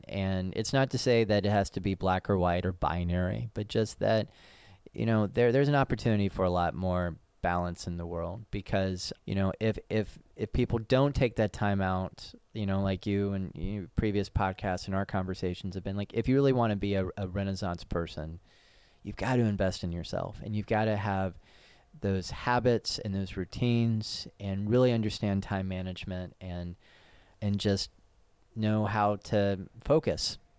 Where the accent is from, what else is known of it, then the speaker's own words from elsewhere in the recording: Knoxville, Tennessee, United States; moved away as an adult; also born or lived in San Francisco; Knoxville, Tennessee, my hometown